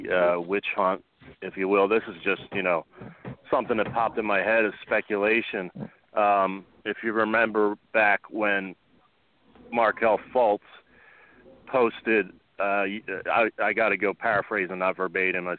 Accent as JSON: {"language": "English", "town": "Philadelphia", "region": "Pennsylvania", "country": "United States", "tie": "born or raised there", "said": "my hometown and your hometown"}